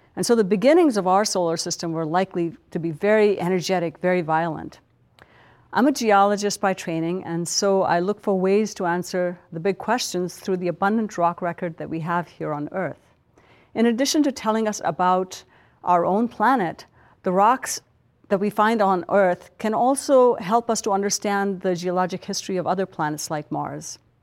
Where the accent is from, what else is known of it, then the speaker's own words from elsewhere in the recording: India; moved away; a little girl growing up in India